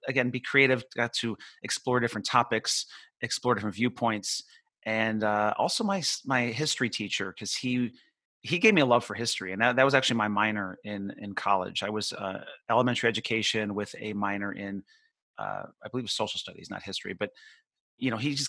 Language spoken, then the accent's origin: English; Buffalo, New York, United States; moved away as an adult; now in Florida, United States; I grew up near Buffalo. So I spent, until I was 21, I lived there